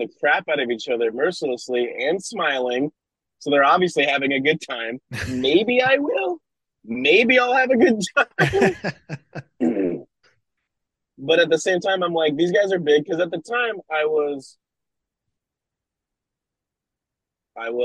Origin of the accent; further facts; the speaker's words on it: Nebraska, United States; also born or lived in New Zealand; now in Oregon, United States; I'm also from Nebraska